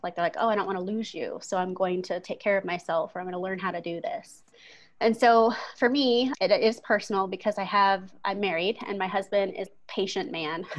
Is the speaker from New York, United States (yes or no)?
no; Bremerton, Washington, United States; moved away as an adult; also born or lived in Oregon; now in Colorado, United States; I'm originally from Seattle, Washington area. Uh, my parents still live there. I was a Navy kid. So we were in the Navy town of Bremerton